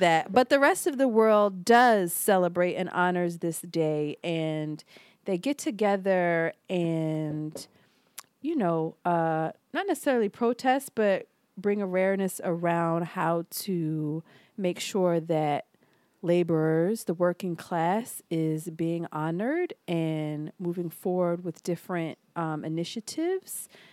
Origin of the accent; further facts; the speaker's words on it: Philadelphia, Pennsylvania, United States; I'm from Philly